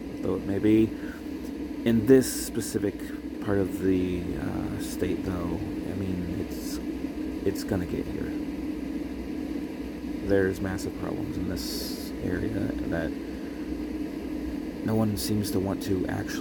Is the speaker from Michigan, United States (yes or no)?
no; Texas, United States; now in Rochester, United States; I am originally from Texas